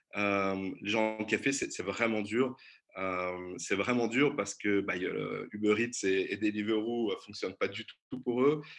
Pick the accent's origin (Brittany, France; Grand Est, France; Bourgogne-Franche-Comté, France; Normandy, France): Brittany, France; moved away as an adult; now in Brussels, Belgium; je suis aussi français, j'ai grandi en Bretagne